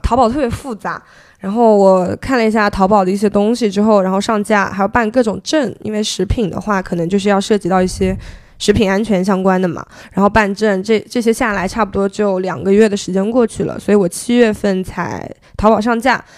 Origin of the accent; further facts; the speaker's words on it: Zhejiang, China; also born or lived in Beijing; now in Hangzhou, China; 后面我选择回了杭州，因为我是浙江人嘛